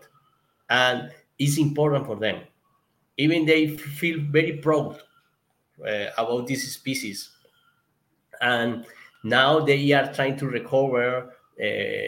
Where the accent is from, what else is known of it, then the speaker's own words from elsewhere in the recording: Colombia; English is a second language; my English because it's not my first language here in Colombia